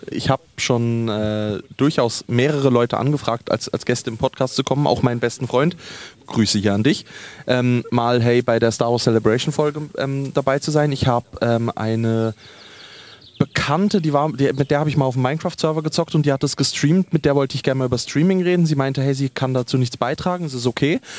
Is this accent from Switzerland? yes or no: yes; Switzerland; wir in der Schweiz